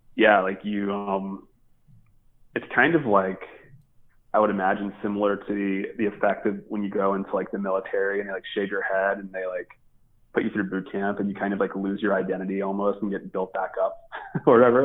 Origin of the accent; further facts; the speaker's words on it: Baltimore, Maryland, United States; growing up in Baltimore